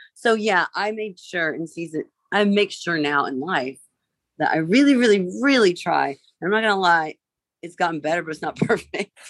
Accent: Vincennes, Indiana, United States; I grew up in Vincennes, Indiana

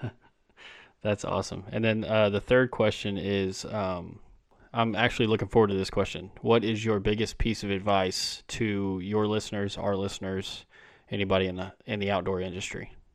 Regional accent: Texas, United States; I'm from Texas

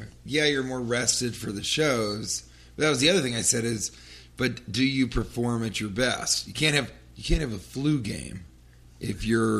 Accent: New York, United States; And he goes, where are you from? And I said, New York.

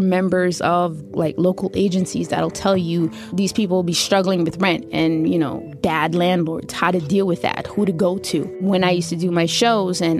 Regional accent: New York City, New York, United States; Born and raised in Brooklyn, New York. Lived here my whole life

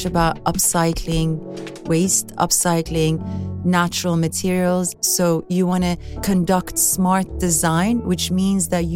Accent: Sweden; growing up in Sweden is very idyllic

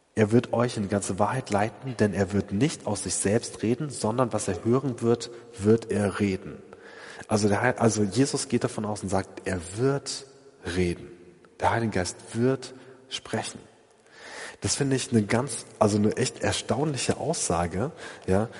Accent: Essen, North Rhine-Westphalia, Germany; in Essen an einem See, also da, da komme ich her, ja, ähm, aus der Gegend

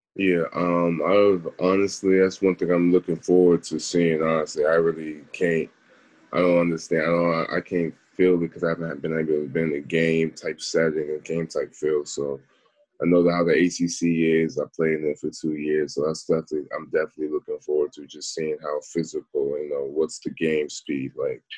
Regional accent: Charlotte, North Carolina, United States; also born or lived in Baltimore; I was born in Charlotte, so I knew Charlotte my whole life

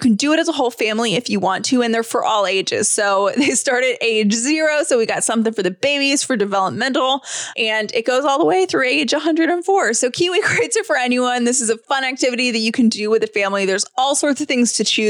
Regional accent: Georgia, United States; we're from Georgia

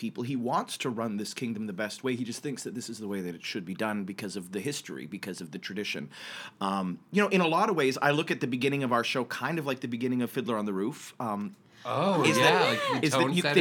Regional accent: Canada; moved away as an adult; also born or lived in Toronto; now in New York, United States; I'm from Canada originally

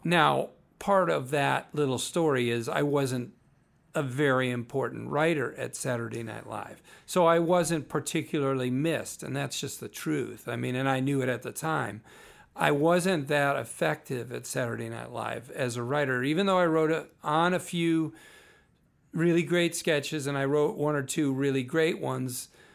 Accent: Naperville, Illinois, United States; also born or lived in Berwyn, Illinois; I was Born in Berwyn, Illinois. Grew up in Naperville my whole, most of my life

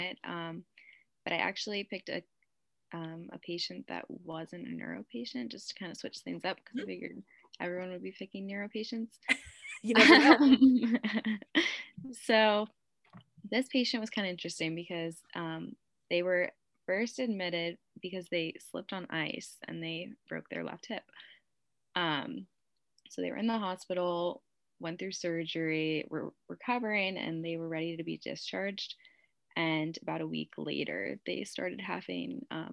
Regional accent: Bethlehem, Pennsylvania, United States; I'm from Bethlehem, Pennsylvania.

